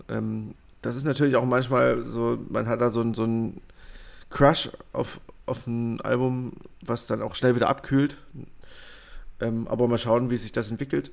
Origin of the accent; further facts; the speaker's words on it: Germany; als Deutscher